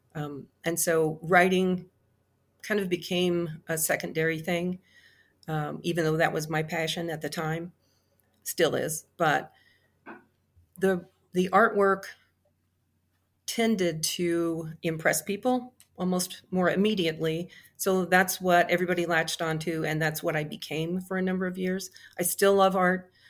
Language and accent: English; Midwest, United States; I grew up in the Cold War. Um, I remember the Cuban Missile Crisis. I remember a lot of fear. We lived in the Midwest